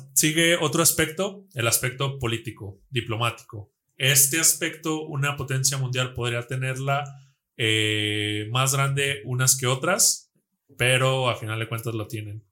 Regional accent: Mexico; nosotros como mexicanos, como latinos, como hermanos, nosotros en México

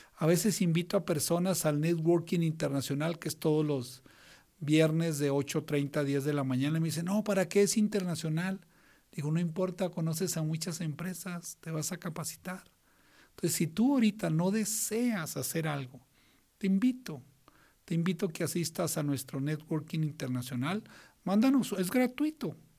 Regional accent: northern Mexico, Mexico; somos norteños los dos

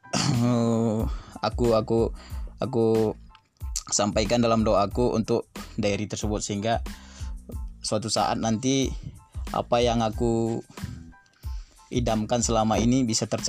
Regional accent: Laut Tawar, North Sumatra, Indonesia; aku sendiri uh, berasal dari desa Laut Tawar itu jauh dari kampung eh jauh dari pusat kota Dairi

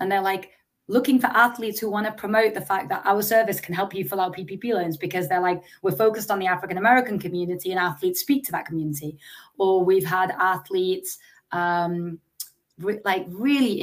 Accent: England, United Kingdom; Growing up in England

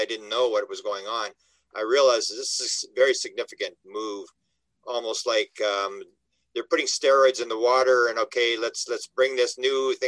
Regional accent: Canada; I'm from Canada

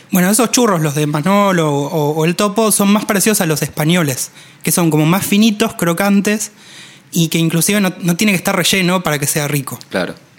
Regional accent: Argentina

